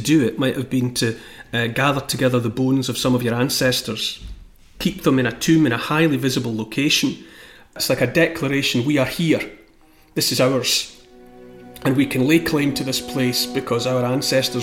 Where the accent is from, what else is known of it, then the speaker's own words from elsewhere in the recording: Scotland, United Kingdom; for me as a Scottish person